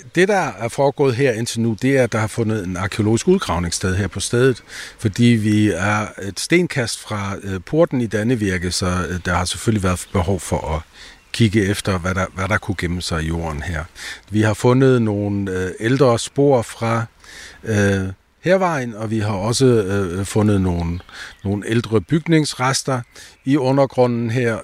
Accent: south of the Danish border, Schleswig-Holstein, Germany; I dag kan vi være danske her syd for grænsen med vores egen sprog og kultur

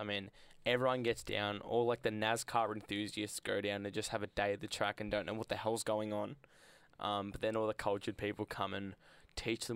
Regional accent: Australia; I'm Australian biased

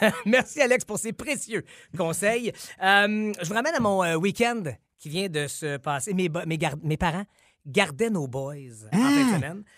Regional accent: Quebec, Canada; ici chez nous au Québec

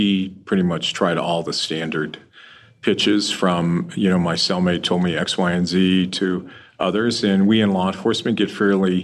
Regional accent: Boulder, Colorado, United States; I grew up in Boulder, went to high school here

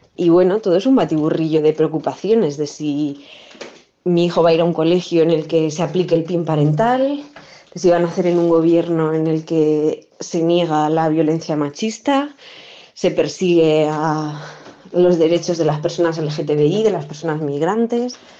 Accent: Bilbao, Basque Country, Spain; Yo soy de Bilbao, soy vasca. Yo con siete años

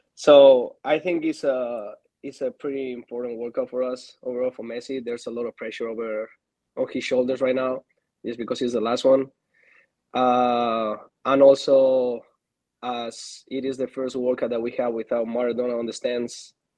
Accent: Spain; moved away as an adult; also born or lived in Argentina; now in Atlanta, United States; I'm from Argentina. I moved to Spain when I was five years old, so I played my whole career back there.

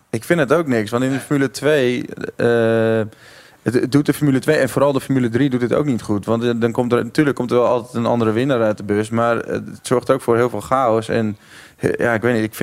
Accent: Netherlands; als Nederlander

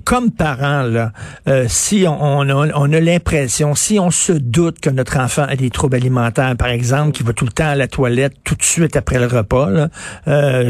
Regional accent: Montreal, Quebec, Canada; je viens de Verdun

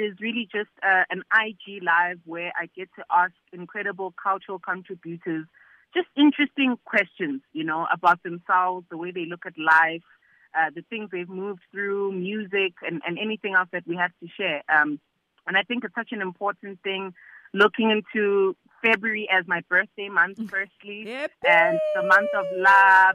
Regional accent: South Africa; being a South African and being an African

